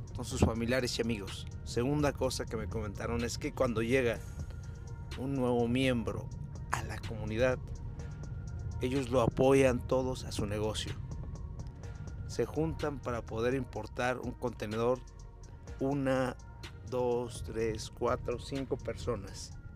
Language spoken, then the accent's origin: Spanish; Mexico